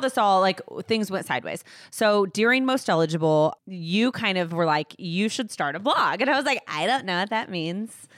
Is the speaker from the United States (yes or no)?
yes; Fort Worth, Texas, United States; also born or lived in Weatherford, Texas; now in Dallas, United States; I grew up in Fort Worth, Texas. Um, I was born in Weatherford, conceived in San Antonio.